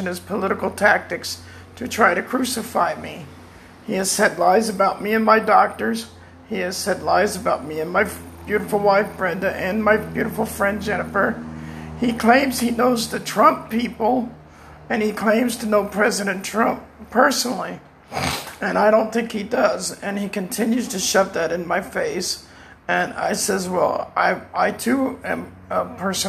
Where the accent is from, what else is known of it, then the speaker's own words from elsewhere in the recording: Pembroke Pines, Florida, United States; I'm from Pembroke Pines, Florida.